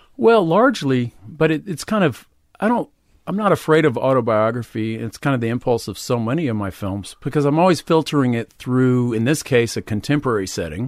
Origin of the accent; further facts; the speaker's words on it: Huntsville, Texas, United States; moved away; also born or lived in Houston, Texas / Austin, Texas; kinda in the Houston area, but I lived in a small town in East Texas called Huntsville